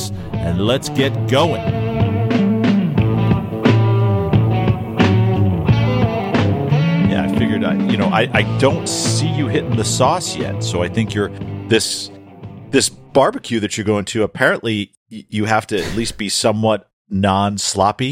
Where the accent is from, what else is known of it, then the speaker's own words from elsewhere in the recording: New Hampshire, United States; moved away as an adult; also born or lived in Florida; I grew up in New Hampshire too